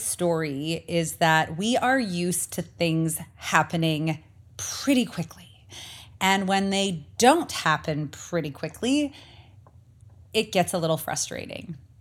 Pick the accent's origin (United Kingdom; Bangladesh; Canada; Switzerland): Canada; now in Arizona, United States; as a Canadian